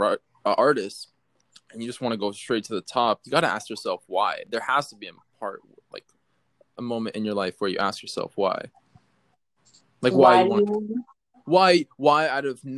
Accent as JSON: {"language": "English", "town": "Coral Springs", "region": "Florida", "country": "United States", "tie": "born or raised there", "said": "I grew up in Coral Springs"}